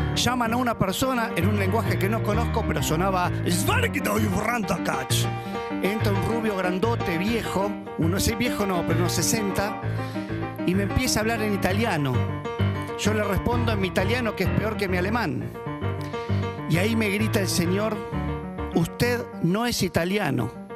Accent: Buenos Aires, Argentina; Yo como soy argentino y porteño

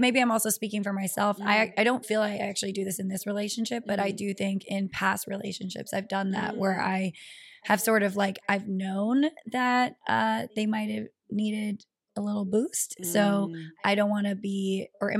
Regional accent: Guam; also born or lived in Atlanta, Georgia, United States; now in Los Angeles, United States; I was born in Atlanta, but my dad is originally from Guam and wanted me to grow up there, so I probably moved when I was like 3 or 4

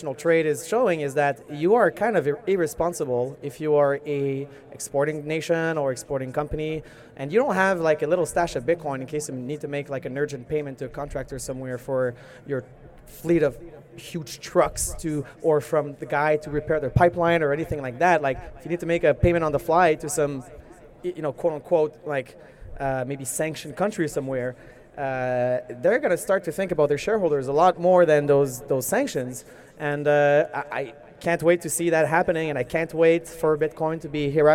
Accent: Canada; I'm a Canadian citizen

